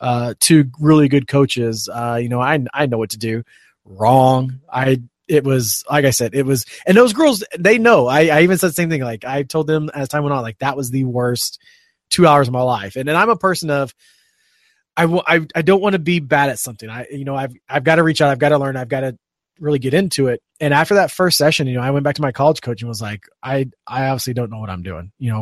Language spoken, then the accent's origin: English; Indiana, United States; I grew up in Indiana